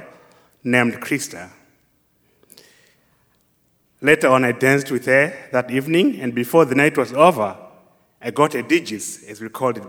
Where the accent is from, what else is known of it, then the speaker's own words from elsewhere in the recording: Zimbabwe; moved away; do my own field research work in my home country, Zimbabwe